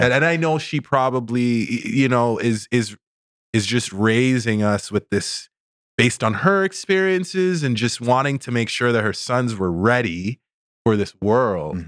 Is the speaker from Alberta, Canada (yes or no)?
no; Toronto area, Ontario, Canada; also born or lived in Sudbury, Ontario; we moved to Toronto area when I was five